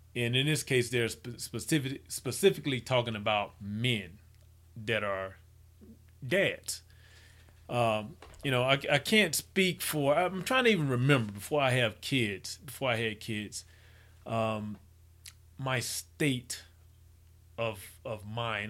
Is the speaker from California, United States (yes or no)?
no; Mississippi, United States; I grew up in Mississippi